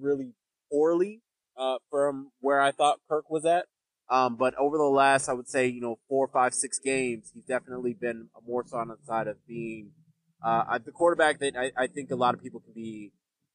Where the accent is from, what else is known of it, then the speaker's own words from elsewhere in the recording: Nigeria; I'm Nigerian